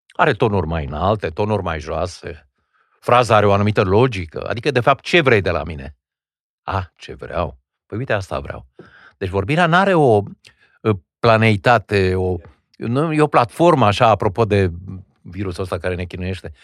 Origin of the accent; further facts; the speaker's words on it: Wallachia, Argeș, Romania; eu am învățat în țara românească. E adevărat, într-o zonă binecuvântată de Dumnezeu în județul Argeș